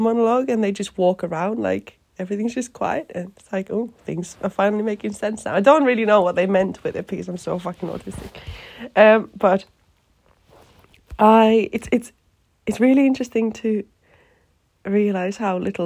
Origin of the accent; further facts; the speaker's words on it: Finland; English is a second language; moved away; me being Finnish